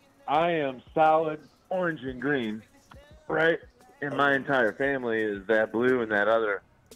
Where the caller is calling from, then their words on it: Indiana, United States; I'm calling from Indiana, right? So, like, here's the kicker for us. So uh-huh. I live 20 minutes from Notre Dame.